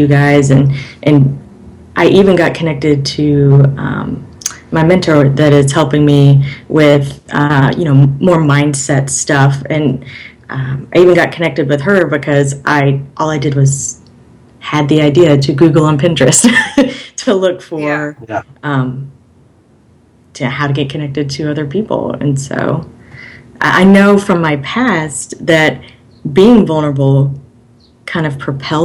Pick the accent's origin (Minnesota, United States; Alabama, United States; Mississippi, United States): Alabama, United States; moved away as an adult; I'm originally from Alabama, and I don't really fit in with that culture